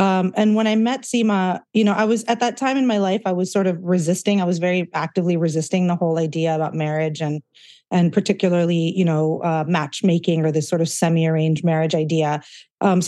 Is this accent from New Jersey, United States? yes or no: no; Southern California, United States; also born or lived in India; I was born in Southern California and pretty much raised here